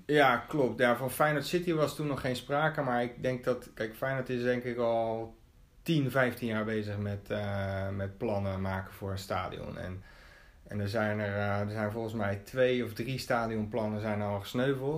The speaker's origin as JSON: {"language": "Dutch", "town": "Rotterdam", "region": "South Holland", "country": "Netherlands", "tie": "born or raised there", "also_born_or_lived": "Capelle aan de IJssel", "said": "ik ben een Rotterdammer. Eh, niet geboren, wel getogen. Dat wil zeggen, ik ben in Capelle aan de IJssel geboren, eh, maar naar school gegaan in Rotterdam"}